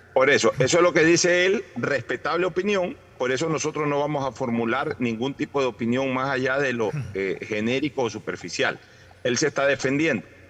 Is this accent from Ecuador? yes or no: yes; Ecuador; somos nosotros los ecuatorianos